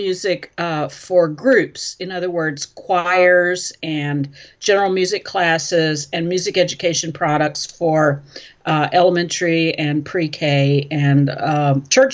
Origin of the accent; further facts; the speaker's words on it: Fort Worth, Texas, United States; moved away as an adult; now in Milwaukee, United States; I'm from Fort Worth, Texas, and my teaching career was in that area